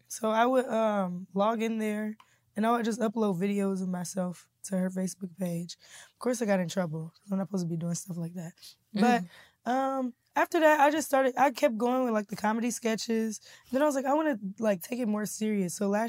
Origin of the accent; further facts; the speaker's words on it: Kansas City, Missouri, United States; Kansas City, Missouri.